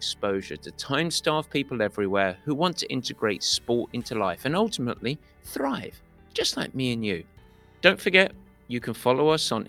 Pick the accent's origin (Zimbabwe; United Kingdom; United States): United Kingdom; England; a pure Englishman that I am